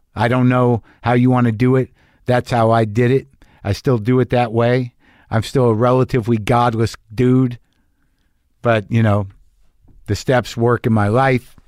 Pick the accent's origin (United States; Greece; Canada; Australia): United States; Albuquerque, New Mexico; my hometown of Albuquerque, New Mexico